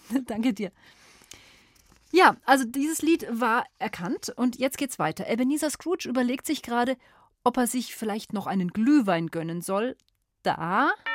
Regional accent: Germany; bei uns in Deutschland

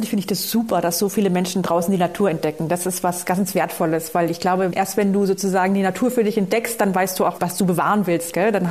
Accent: Baden-Württemberg, Germany; ja, wir sind, ich bin aus Oberschwaben, also das ist nicht Allgäu.

